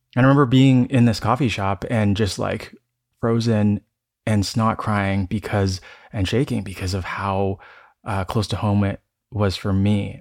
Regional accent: Toronto, Ontario, Canada; also born or lived in Denver; now in San Francisco, United States; I grew up in Toronto, and I um, I'm currently in between San Francisco and Denver

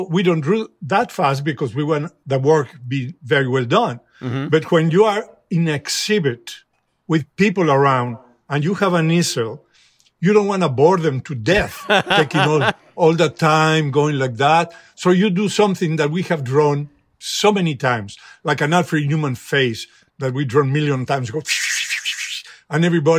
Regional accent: Mexico; It's just that since I was a kid, I was a refugee from the Spanish Civil War in Mexico. And there was no television. There was nothing.

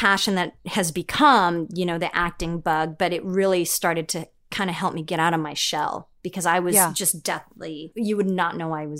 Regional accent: Philippines; well, I'm Filipino and I call it a stereotype or not, but Filipinos love to sing.

